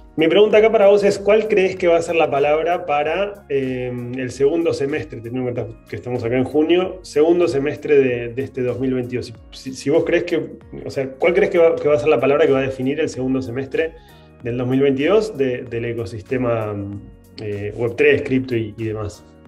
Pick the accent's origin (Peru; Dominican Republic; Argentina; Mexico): Argentina; tenemos nosotros como argentinos una relación con el dinero particular